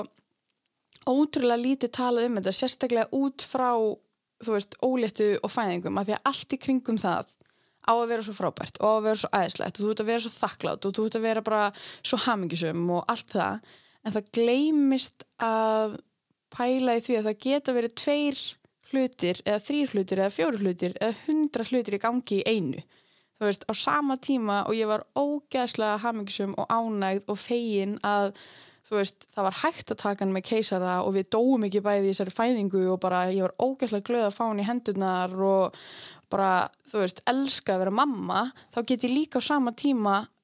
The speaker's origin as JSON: {"language": "Icelandic", "town": "Akureyri", "region": "Northeastern Region", "country": "Iceland", "tie": "born or raised there", "also_born_or_lived": "Reykjavík", "moved": "as an adult", "said": "ég fætt upp alveg hérna á Akureyri og er nýflutt aftur til Akureyrar eftir að hafa verið, uh, hvað, 8 ár í Reykjavík"}